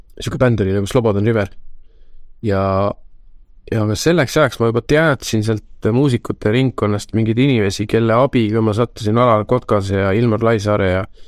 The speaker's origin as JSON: {"language": "Estonian", "town": "Tallinn", "region": "Harju County", "country": "Estonia", "tie": "born or raised there", "said": "lapsepõlv oli Lasnamäel"}